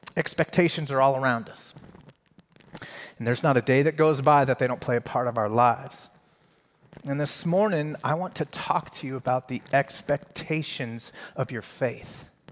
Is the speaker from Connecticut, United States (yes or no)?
no; Colorado, United States; I grew up in Colorado, so I grew up in a Broncos house.